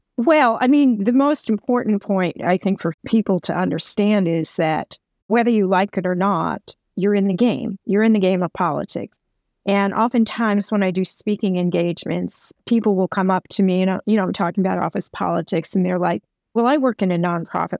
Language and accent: English; New York, United States; I'm from New York